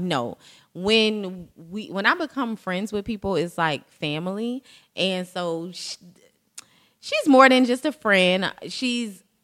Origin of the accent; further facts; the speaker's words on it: Jacksonville, Florida, United States; We're all from Duval County